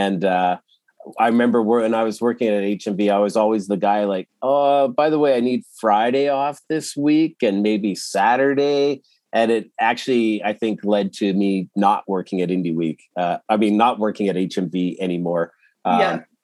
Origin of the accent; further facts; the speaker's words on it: Edmonton, Alberta, Canada; moved away as an adult; also born or lived in Toronto; I grew up in Edmonton, but I moved to Toronto